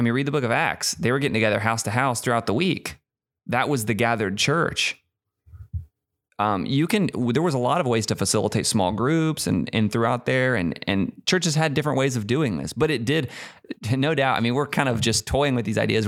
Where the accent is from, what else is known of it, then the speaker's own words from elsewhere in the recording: United States; we're so American